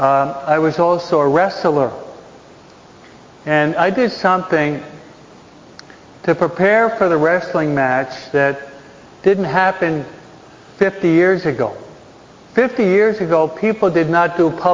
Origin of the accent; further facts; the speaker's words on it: East Coast, United States; now in California, United States; I'm from the East Coast